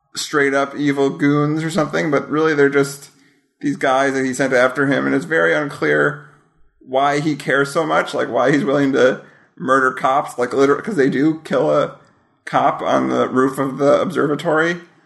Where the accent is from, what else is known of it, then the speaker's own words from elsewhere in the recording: Wisconsin, United States; I am from Wisconsin.